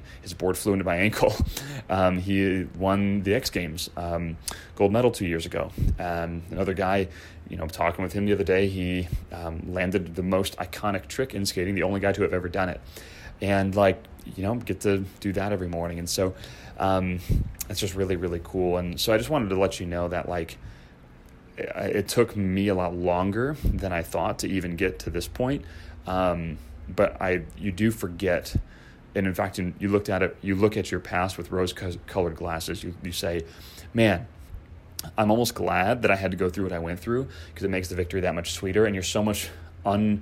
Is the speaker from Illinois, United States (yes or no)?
yes; Chicago, Illinois, United States; moved away; I grew up skateboarding in Chicagoland